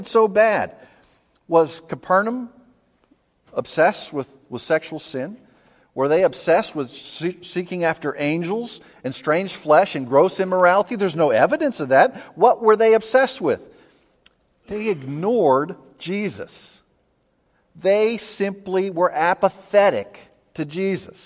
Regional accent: Pittsburgh, Pennsylvania, United States; growing up in Pittsburgh

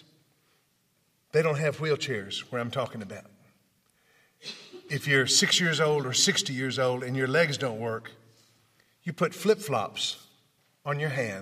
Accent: Memphis, Tennessee, United States; I'm from Memphis

